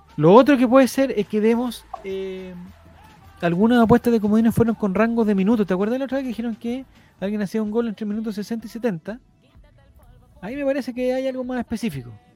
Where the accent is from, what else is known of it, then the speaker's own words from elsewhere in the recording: Chile; como chilenos nosotros